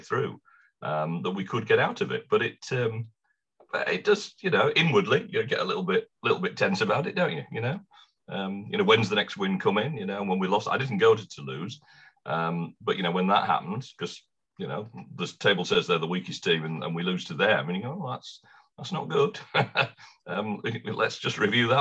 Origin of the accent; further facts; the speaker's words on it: Wakefield, Yorkshire and the Humber, United Kingdom; I was born in Wakefield